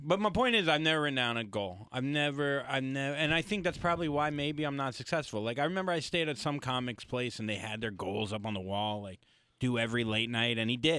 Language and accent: English; the South, United States; I'm Jewish from the South.